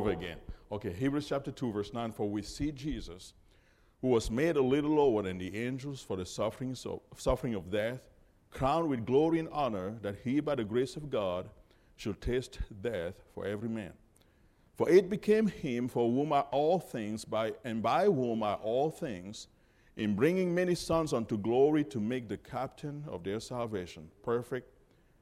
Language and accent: English; Cameroon; moved away; also born or lived in Georgia, United States; I was born and raised in Cameroon, Africa